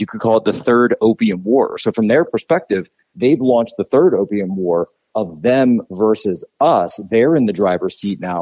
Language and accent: English; Philadelphia, Pennsylvania, United States; I'm from the Philadelphia area.